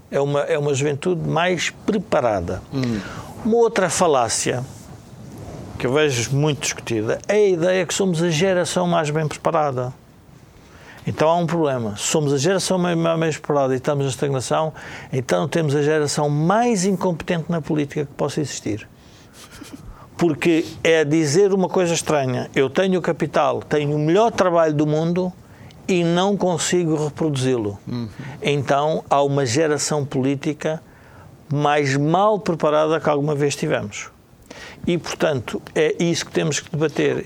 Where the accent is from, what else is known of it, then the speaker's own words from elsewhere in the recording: Portugal; como portugueses